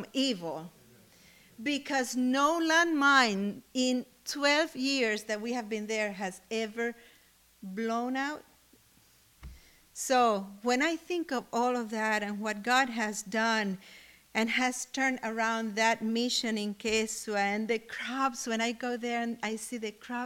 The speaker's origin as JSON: {"language": "English", "country": "Cuba", "moved": "yes", "said": "I come from Cuba"}